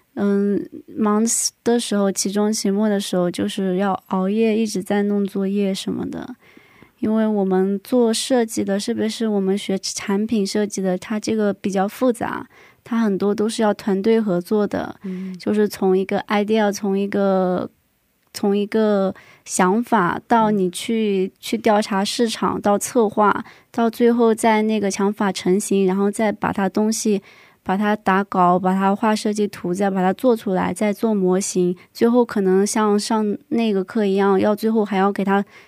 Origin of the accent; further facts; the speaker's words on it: southern China, China; moved away as an adult; now in South Korea; 作为一个南方人